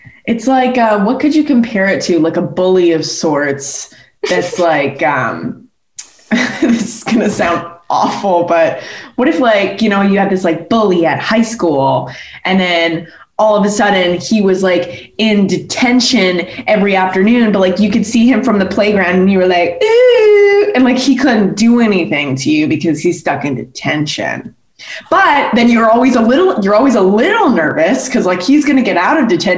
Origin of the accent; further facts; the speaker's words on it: Canada; I grew up in Canada